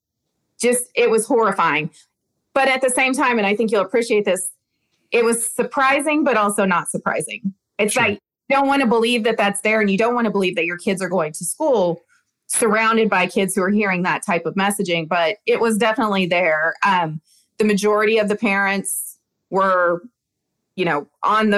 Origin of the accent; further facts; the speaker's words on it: the South, United States; I'm from the South